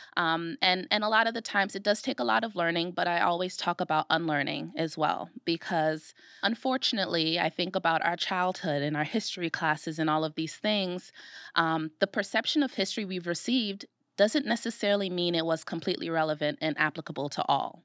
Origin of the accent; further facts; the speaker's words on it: Brooklyn, New York, United States; moved away as an adult; now in Rochester, United States; I'm from Brooklyn, New York